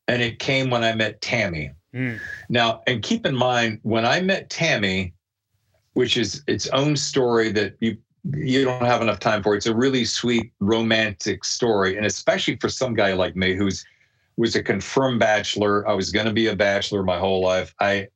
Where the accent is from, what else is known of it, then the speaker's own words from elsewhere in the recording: North Carolina, United States; moved away as an adult; also born or lived in New York / Los Angeles / Chicago; I'm living in North Carolina, which is, fine. I love it. It's my home birth state.